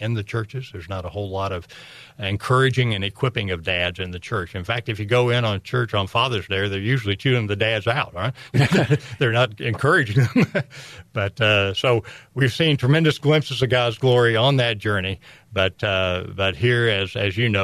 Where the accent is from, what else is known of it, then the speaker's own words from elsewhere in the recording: Kansas City, Missouri, United States; there was a tie to my hometown